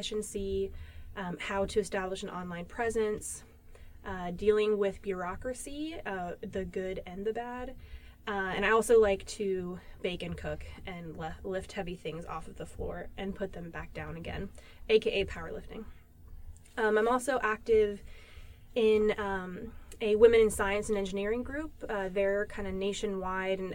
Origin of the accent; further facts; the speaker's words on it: California, United States; moved away; I am from California originally